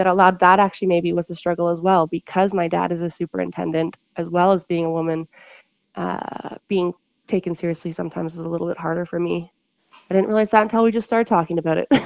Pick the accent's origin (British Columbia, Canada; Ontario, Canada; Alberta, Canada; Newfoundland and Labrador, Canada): Ontario, Canada; moved away as an adult; now in Kamloops, Canada; I grew up in Ontario.